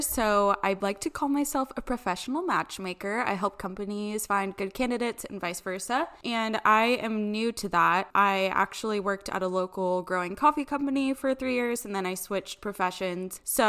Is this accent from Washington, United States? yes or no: yes; Federal Way, Washington, United States; I'm 27. My birthday's in January, so I just turned 27, getting closer to 30 every day. I grew up here in Washington State, born and raised in like the Federal Way area, but every summer, my family and I would go back to North Dakota